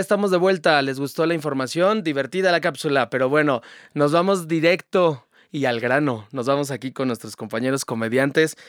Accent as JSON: {"language": "Spanish", "country": "Mexico", "said": "Somos tan mexicanos como el resto"}